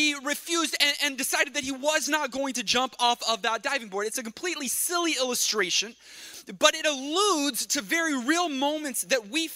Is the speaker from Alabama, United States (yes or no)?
no; Texas, United States; moved away; When I grew up in Texas, by the way, my brother Dylan and I, we grew up in Texas